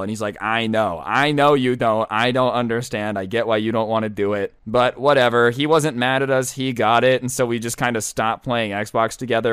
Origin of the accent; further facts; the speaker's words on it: United States; I'm American